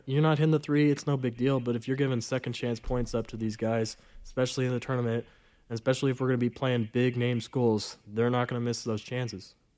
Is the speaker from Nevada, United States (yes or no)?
yes; Southern Nevada, United States; moved away as an adult; now in Reno, United States; I'm from Southern Nevada